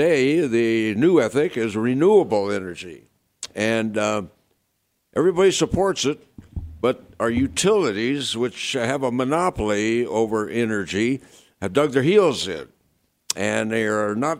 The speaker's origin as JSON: {"language": "English", "region": "Arizona", "country": "United States", "tie": "born or raised there", "also_born_or_lived": "California", "moved": "yes", "said": "I grew up in Arizona"}